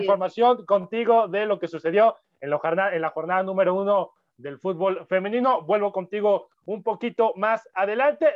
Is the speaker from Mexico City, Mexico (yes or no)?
no; Puebla, Mexico; Yo soy de Puebla